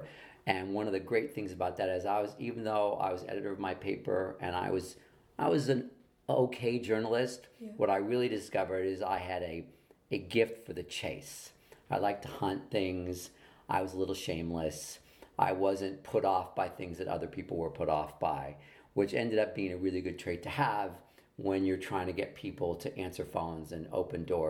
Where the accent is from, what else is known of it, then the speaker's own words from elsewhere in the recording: Los Angeles, California, United States; I grew up here in Los Angeles. I grew up in Hollywood, in the Hollywood Hills, and then in Beverly Hills.